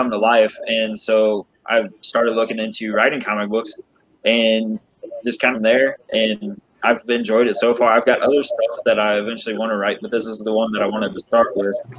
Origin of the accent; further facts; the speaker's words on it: Missouri, United States; my home state of Missouri